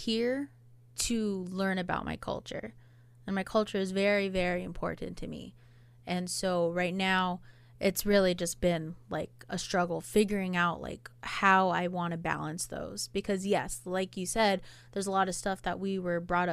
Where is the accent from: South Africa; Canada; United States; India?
United States; Hawaii; now in Oahu, United States; I am Polynesian. I'm Hawaiian